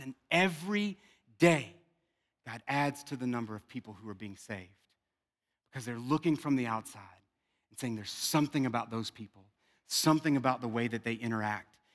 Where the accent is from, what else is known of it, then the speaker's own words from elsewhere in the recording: South Louisiana, United States; I'm from South Louisiana